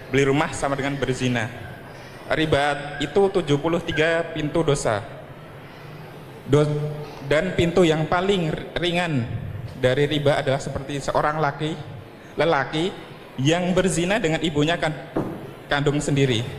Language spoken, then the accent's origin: Indonesian; Cikarang, West Java, Indonesia; Saya dari Parum Cikarang Baru.